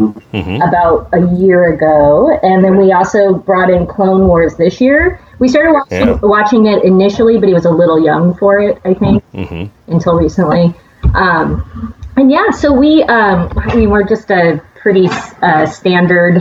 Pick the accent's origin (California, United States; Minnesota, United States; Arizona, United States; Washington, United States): Washington, United States; Seattle; moved away as an adult; now in Spain; So we are originally from Seattle. We currently live in Spain.